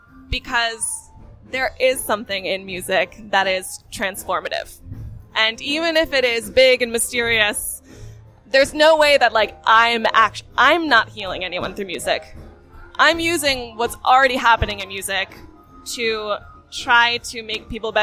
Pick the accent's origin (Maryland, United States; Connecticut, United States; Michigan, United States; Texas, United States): Connecticut, United States; now in Boston, United States